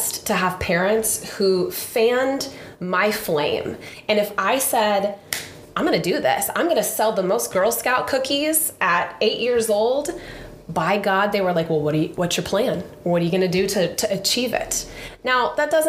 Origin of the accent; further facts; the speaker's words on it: Sullivan, Illinois, United States; I grew up in Sullivan, a little small town in Illinois, central Illinois.